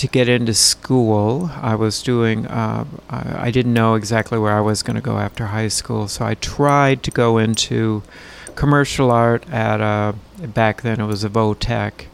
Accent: Duluth, Minnesota, United States; I grew up in Duluth

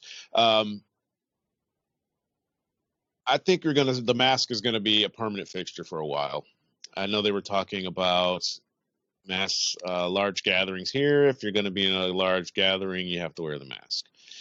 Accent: United States; now in United Kingdom; I'm American and I'm over here

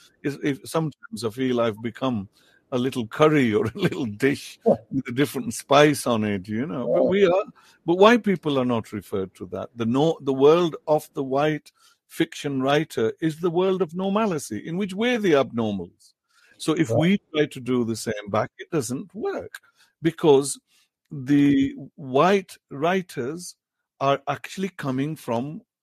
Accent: Punjab, Pakistan; first language Potohari; English is a second language; I write in English in Potohari, my mother tongue.

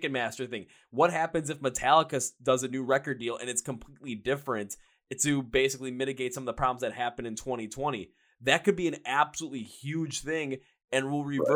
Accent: Midwest, United States; I'm from the Midwest as well

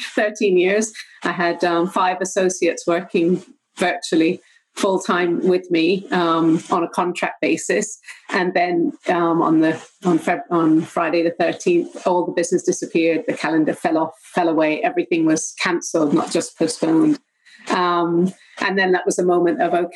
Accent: Jamaica; moved away as an adult; also born or lived in England; now in Vancouver Island, Canada; I'm born and raised in Jamaica. That's my homeland. Lived there for 20 years and 20 years also in England until we found the beautiful shores of Vancouver Island.

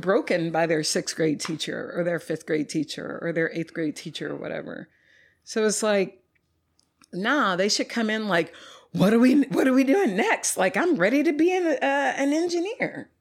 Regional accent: Dallas, Texas, United States; moved away as an adult; also born or lived in Louisiana / Austin, Texas; now in Houston, United States; I'm from North Dallas originally

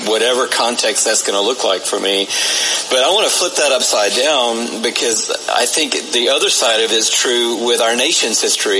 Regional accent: Atlanta, Georgia, United States; that allowed me to grow up in Atlanta.

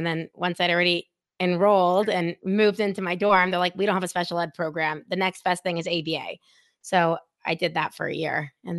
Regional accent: Dallas, Texas, United States; But it like made no sense, me being this girl from Dallas going to Binghamton.

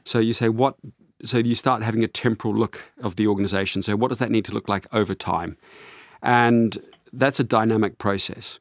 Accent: New Zealand; I grew up on a sheep farm in New Zealand

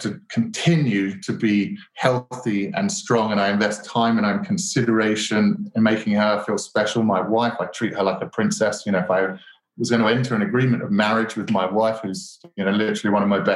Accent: Colchester, East of England, United Kingdom; accent: British; you might notice my British accent, and I was lucky enough to grow up in Colchester, which is England's very oldest town

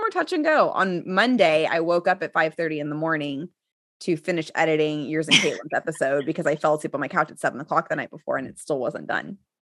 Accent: Texas, United States; I'm born and raised in Texas

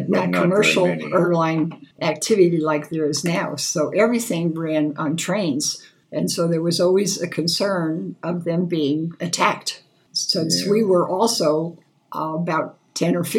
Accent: New Jersey, United States; moved away; I grew up in New Jersey, 25 miles from New York City.

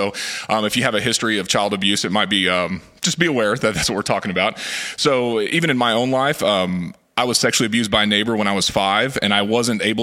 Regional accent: Fort Smith, Arkansas, United States; now in Northwest Arkansas, United States; And I grew up around the Fort Smith area

